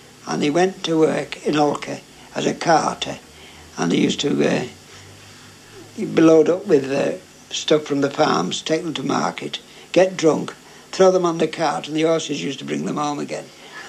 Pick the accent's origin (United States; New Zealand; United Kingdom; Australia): United Kingdom; Formby, North West England; I was brought up in New Road. In Formby? In Formby.